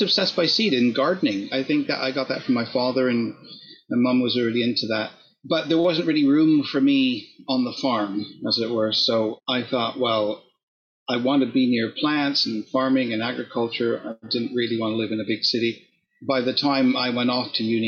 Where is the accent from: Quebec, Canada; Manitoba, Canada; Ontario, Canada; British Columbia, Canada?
Ontario, Canada; southern; also born or lived in Oxford, United Kingdom; now in Buckinghamshire, United Kingdom; I'm Canadian by origin, and I grew up in Ontario.